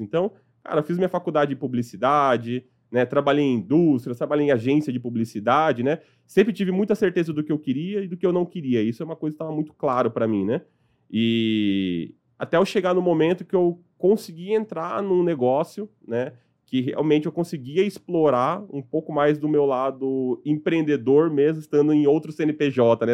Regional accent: Sorocaba, São Paulo, Brazil; also born or lived in Piauí; Quando meu pai me importou de volta para São Paulo, eu fui morar com eles em, em Sorocaba

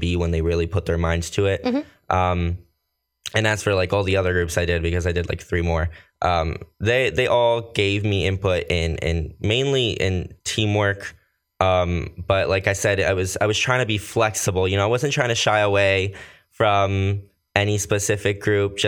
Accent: Somerset County, New Jersey, United States; also born or lived in Costa Rica / Bridgewater, New Jersey / Manville, New Jersey / South Bound Brook, New Jersey; But I've mostly lived everything out here in Jersey. Somerset County, though, has always been my home.

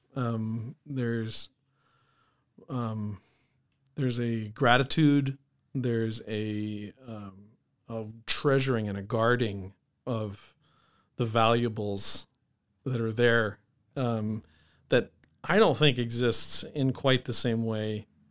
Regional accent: Alaska, United States; also born or lived in New Hampshire; now in Minot, United States; I was born in New Hampshire. My family moved to Alaska when I was six

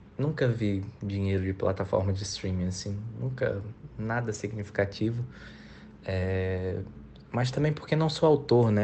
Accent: Recife, Pernambuco, Brazil; now in São Paulo, Brazil; Eu nasci em Recife, Pernambuco e escolhi morar

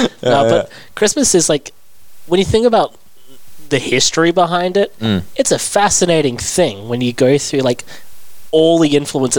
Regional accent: England, United Kingdom; now in Australia; I grew up in England

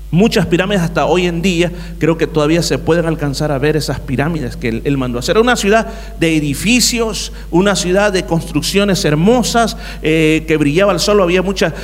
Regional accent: El Salvador; mi país, El Salvador

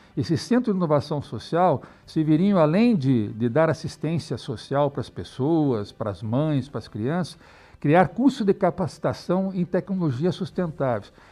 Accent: Curitiba, Paraná, Brazil; moved away; also born or lived in Europe; eu sou curitibano, né, vivo aqui há muitos anos, apesar de ter morado 10 anos fora do Brasil, na Europa

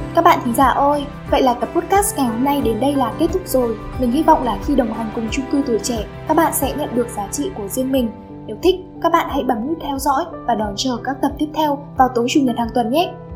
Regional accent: Điện Biên, Vietnam; now in Hanoi, Vietnam; tớ đến từ Điện Biên cơ.

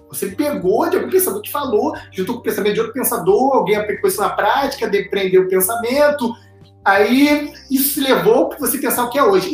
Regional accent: Brazil; a gente, como é brasileiro

